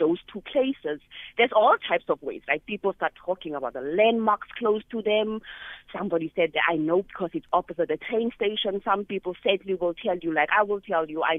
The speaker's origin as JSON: {"language": "English", "region": "Northern Cape", "country": "South Africa", "said": "I am from Northern Cape"}